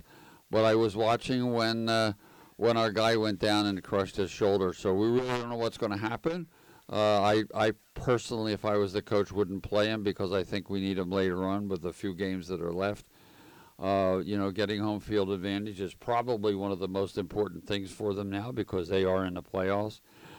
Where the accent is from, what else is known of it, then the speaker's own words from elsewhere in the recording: Philadelphia, Pennsylvania, United States; also born or lived in New Jersey / Reading; I lived in the Philadelphia area all my young life